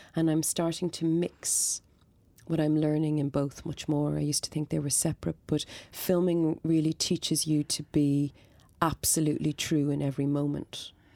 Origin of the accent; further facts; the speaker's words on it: Dublin, Leinster, Ireland; I grew up in Coolock